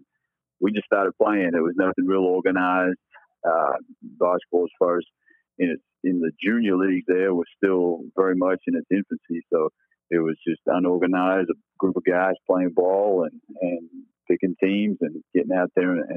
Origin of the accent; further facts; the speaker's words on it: Australia; moved away as an adult; also born or lived in Texas; I grew up in Australia, so I came up through the club system there rather than the high school system.